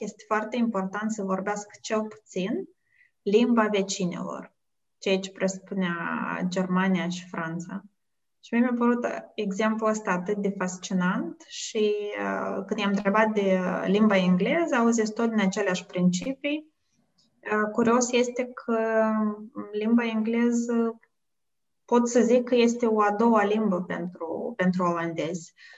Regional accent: Moldova; moved away as an adult; also born or lived in United States; now in Netherlands; eu sunt din Moldova, asta este, pe mine asta mă definește

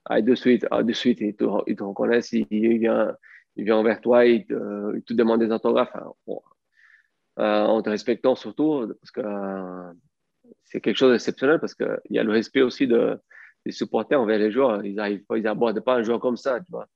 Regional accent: Brazil; French is a second language; moved away as an adult; also born or lived in France; je rentre au Brésil

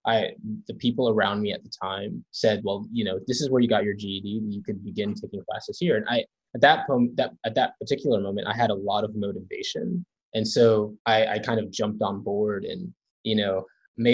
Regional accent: Charlotte, North Carolina, United States; moved away as an adult; also born or lived in New York; now in Princeton, United States; I'm originally from Charlotte, North Carolina, but I was born in New York.

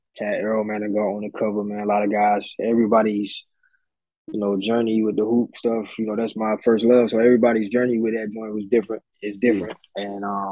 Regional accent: United States; being American

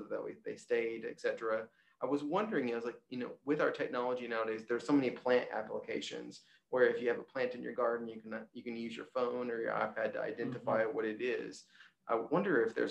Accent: Arkansas, United States; I grew up in Arkansas and I've stayed in Arkansas

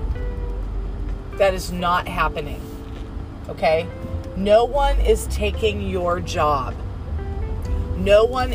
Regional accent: United States; I was born in America.

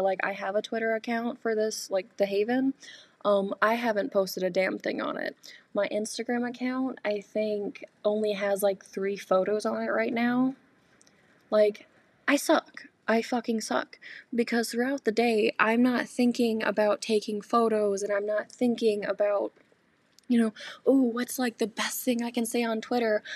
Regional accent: North Carolina, United States; moved away as an adult; now in Michigan, United States; growing up in North Carolina

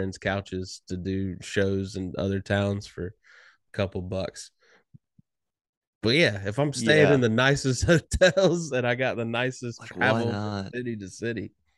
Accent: Pinehurst, North Carolina, United States; I went back home. Like home, my hometown in North Carolina, Pinehurst, North Carolina.

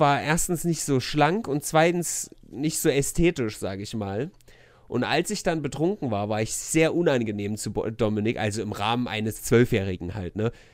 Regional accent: Weimar, Thuringia, Germany; ich bin ja in Erringsdorf groß geworden

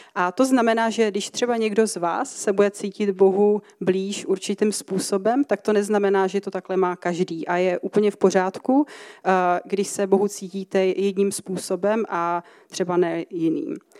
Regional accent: České Budějovice, South Bohemian Region, Czechia; moved away as an adult; now in Ostrava, Czech Republic; jsem teda původně z Českých Budějovic, jsem na to patřičně hrdá. A, eh, teďka bydlím teda v Ostravě asi přibližně možná půl roku.

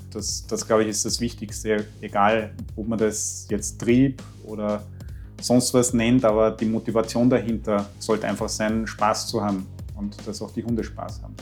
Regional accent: Austria; bei uns in Österreich

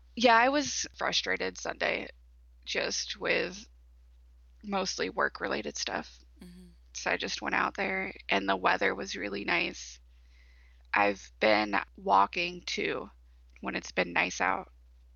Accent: East Coast, United States; now in Michigan, United States; I grew up on the East Coast

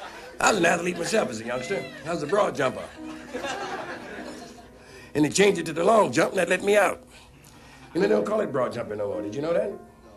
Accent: St. Louis, Missouri, United States; born there; I was born in St. Louis, Missouri.

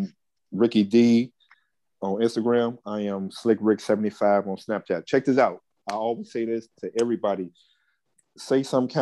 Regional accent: Chicago, Illinois, United States; us as South Siders, we know how the South Side is

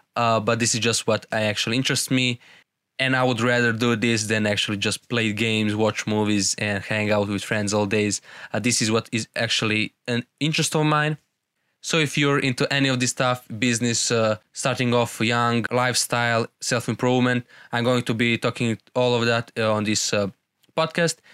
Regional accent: Serbia; I'm from Serbia

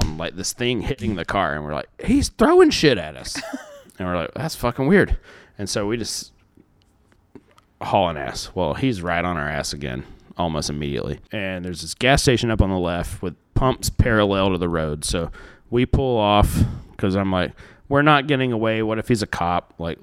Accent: Pinson, Alabama, United States; also born or lived in Center Point; I grew up in Pinson. Pinson.

